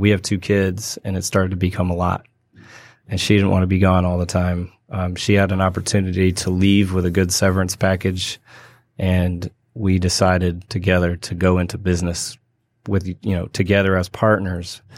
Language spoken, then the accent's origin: English; Berkeley, California, United States; moved away as an adult; also born or lived in Spain; I grew up in California, in Berkeley.